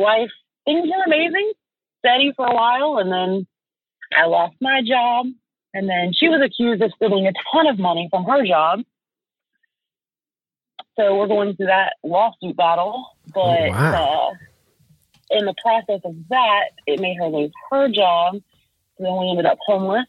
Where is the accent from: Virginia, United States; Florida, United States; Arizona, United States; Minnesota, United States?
Florida, United States; moved away; That's actually where I moved from. I'm originally from Florida.